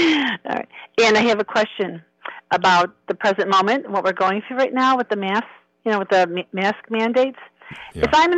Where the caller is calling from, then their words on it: Illinois, United States; I'm calling from the land of Lincoln, Illinois.